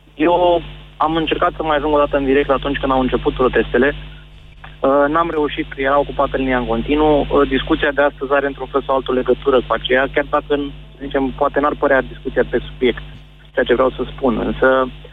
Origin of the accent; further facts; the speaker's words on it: Romania; ca români